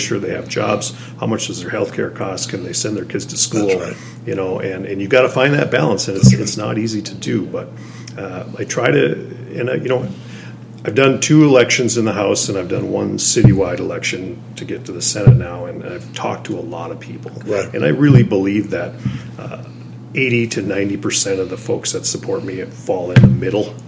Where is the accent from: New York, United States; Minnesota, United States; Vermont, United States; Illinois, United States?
Minnesota, United States; Duluth; Duluth is, is my home. born and raised in Duluth